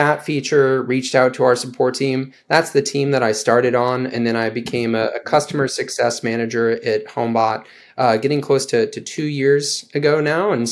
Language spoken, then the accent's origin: English; St. Louis, Missouri, United States; also born or lived in Denver; moved back home to St. Louis